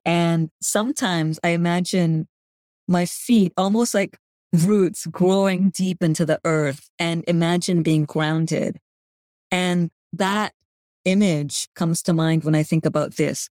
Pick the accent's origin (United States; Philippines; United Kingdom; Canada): Canada; first language Gujarati; English is a second language; I grew up in Canada to parents who grew up in East Africa to grandparents who grew up in India